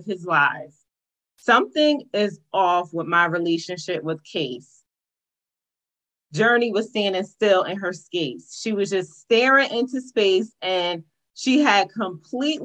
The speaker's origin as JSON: {"language": "English", "town": "East Orange", "region": "New Jersey", "country": "United States", "tie": "born or raised there", "said": "I was born in East Orange"}